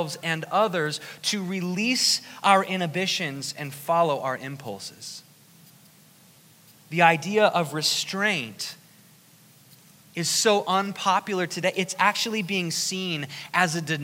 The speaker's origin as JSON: {"language": "English", "town": "Newark", "region": "Ohio", "country": "United States", "tie": "born or raised there", "said": "I was in a town called Newark in Licking County"}